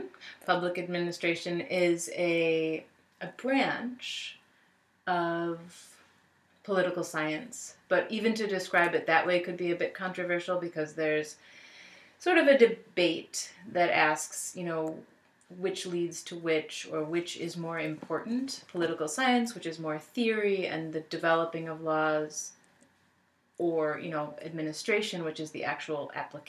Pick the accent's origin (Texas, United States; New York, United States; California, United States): New York, United States; Buffalo; I am born and raised in Buffalo